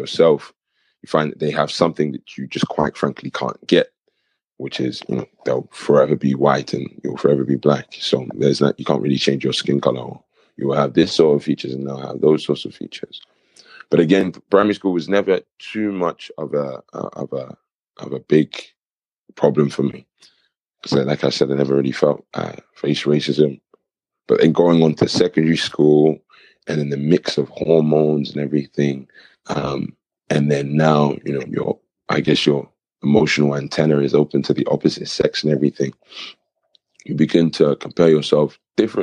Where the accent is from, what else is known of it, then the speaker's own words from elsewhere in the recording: Kent, South East England, United Kingdom; moved away as an adult; also born or lived in Nigeria (ancestry); now in Coventry, United Kingdom; I'm actually originally from Kent, and I have a cultural background of Nigeria.